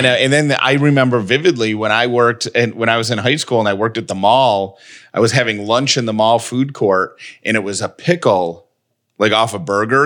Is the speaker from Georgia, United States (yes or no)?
yes; Georgia, United States; born and raised in Georgia